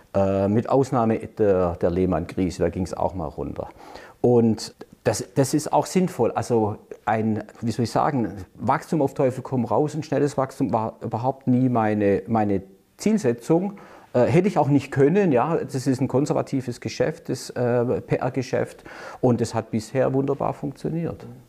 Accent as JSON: {"language": "German", "town": "Stuttgart", "region": "Baden-Württemberg", "country": "Germany", "tie": "born or raised there", "said": "man hört ja unschwer, ich gebe es jetzt gleich einfach zu, ich bin in Stuttgart geboren"}